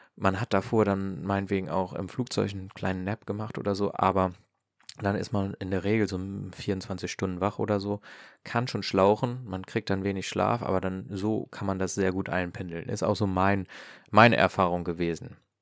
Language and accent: German; Hanover, Lower Saxony, Germany; Ich komme jetzt ja ähm, aus äh, Norddeutschland, aus Hannover